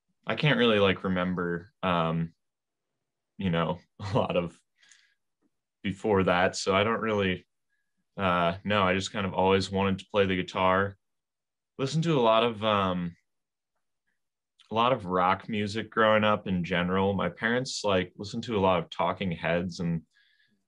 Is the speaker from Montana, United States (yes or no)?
no; Whitefish Bay, Wisconsin, United States; also born or lived in Appleton, Wisconsin; I grew up in Whitefish Bay.